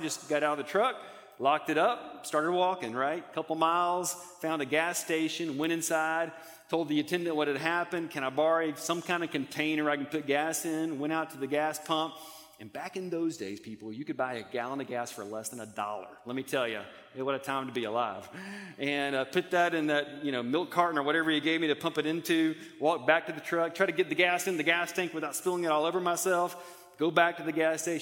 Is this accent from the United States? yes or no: yes; Montgomery, Alabama, United States; I grew up in Montgomery, Alabama